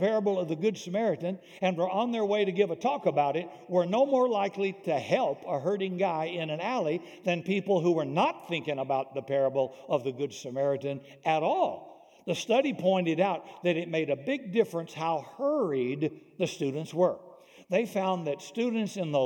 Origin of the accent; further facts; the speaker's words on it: Deep South, United States; I grew up in the Deep South